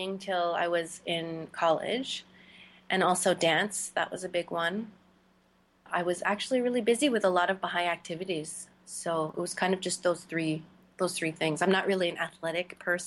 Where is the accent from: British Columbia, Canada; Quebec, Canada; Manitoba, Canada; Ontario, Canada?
British Columbia, Canada; Victoria; also born or lived in Nigeria; I grew up in Victoria, British Columbia in Canada.